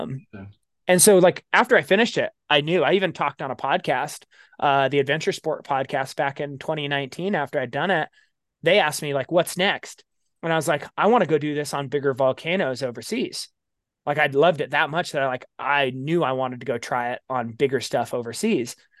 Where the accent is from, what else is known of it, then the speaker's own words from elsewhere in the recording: Baker City, Oregon, United States; It's actually my hometown